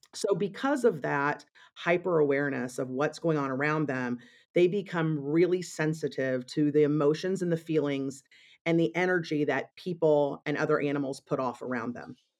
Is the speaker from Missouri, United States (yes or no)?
yes; Missouri, United States; moved away as an adult; now in Chicago, United States; I grew up in Missouri and came to Chicago when I, um, decided to study at Northwestern University